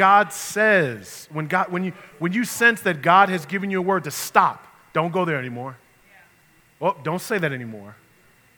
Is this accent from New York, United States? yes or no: yes; New York, United States; moved away; I grew up in New York